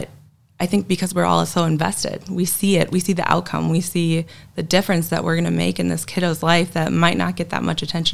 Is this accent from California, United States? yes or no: no; Door County, Wisconsin, United States; my parents both worked as I was growing up in Door County